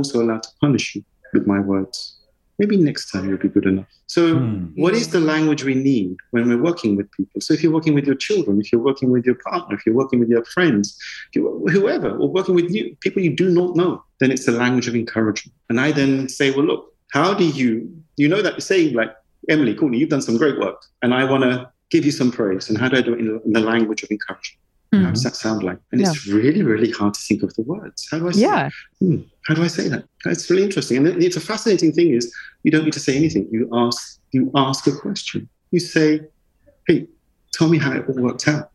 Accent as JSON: {"language": "English", "region": "London", "country": "United Kingdom", "tie": "born or raised there", "said": "I grew up in the East End in E10, E11, E9."}